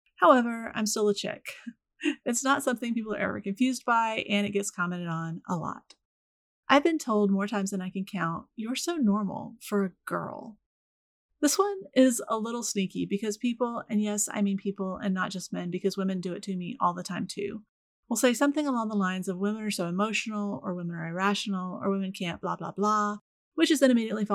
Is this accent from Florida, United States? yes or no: yes; Florida, United States; I was raised in the Deep South, which tends to surprise people even if they know I'm from Florida.